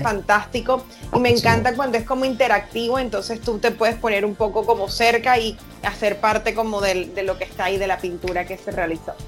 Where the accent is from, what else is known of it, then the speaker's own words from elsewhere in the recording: Caribbean coast, Colombia; soy costeña